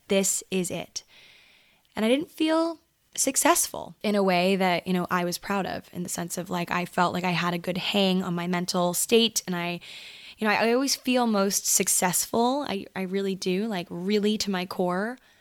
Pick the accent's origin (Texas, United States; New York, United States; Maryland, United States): Maryland, United States; moved away as an adult; now in Los Angeles, United States; I grew up in Maryland